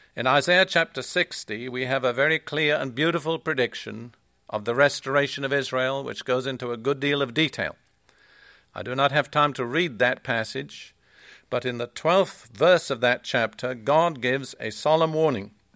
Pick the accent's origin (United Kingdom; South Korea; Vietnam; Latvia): United Kingdom; also born or lived in Palestine; now in United States; I am British